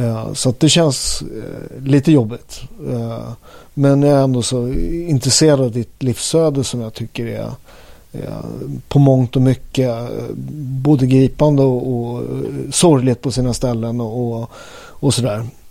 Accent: Upplands Väsby, Stockholm County, Sweden; jag är från Upplands Väsby.

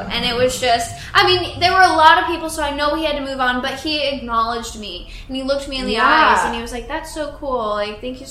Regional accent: Indiana, United States; also born or lived in Florida; now in Los Angeles, United States; I'm from Indiana

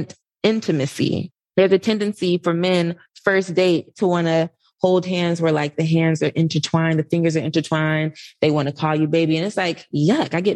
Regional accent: Atlanta, Georgia, United States; moved away as an adult; also born or lived in New York; I'm from Atlanta. So this is home for me. This is where my family is.

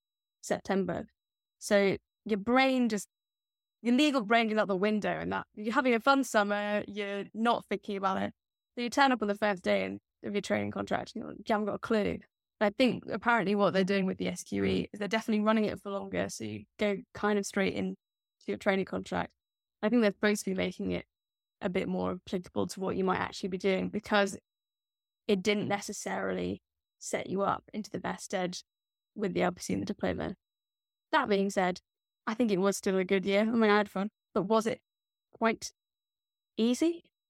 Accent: Scotland, United Kingdom; but that makes because I'm Scottish.

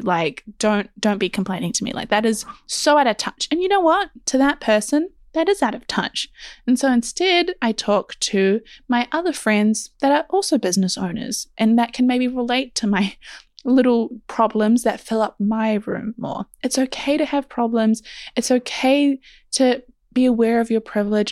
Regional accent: New Zealand; because I am also from New Zealand and it is a tiny little country

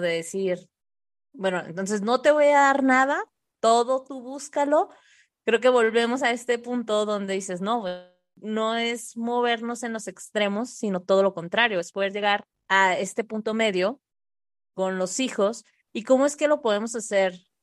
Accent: Tijuana, Baja California, Mexico; yo nací en Tijuana o crecí allá

